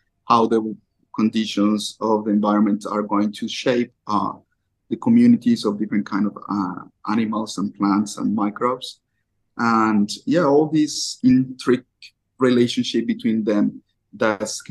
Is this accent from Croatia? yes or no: no; Colombia; also born or lived in Japan; I'm from Colombia.